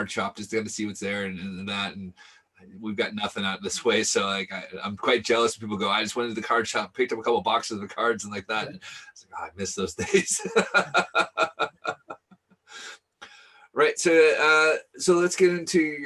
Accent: Seattle, Washington, United States; I grew up in Seattle

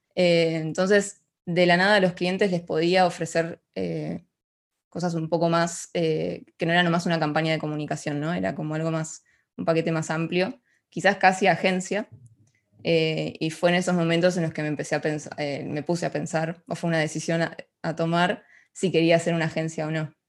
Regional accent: Ushuaia, Tierra del Fuego, Argentina; moved away as an adult; now in Buenos Aires, Argentina; yo crecí en Ushuaia, es una ciudad al sur de, de Argentina

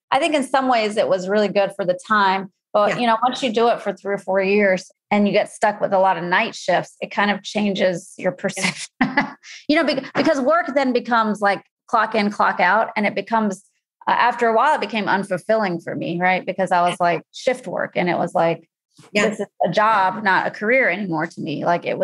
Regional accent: North Carolina, United States; moved away as an adult; also born or lived in Massachusetts / California; now in Chicago, United States; I grew up in North Carolina, and that's where I went to school

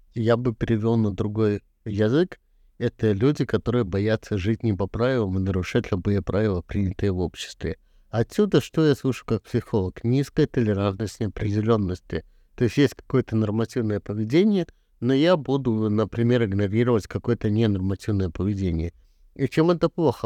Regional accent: Belarus

